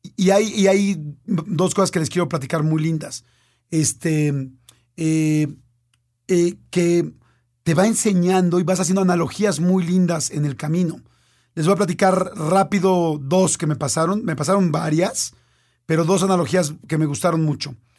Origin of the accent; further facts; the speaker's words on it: Mexico; soy un mexicano que vive en la Ciudad de México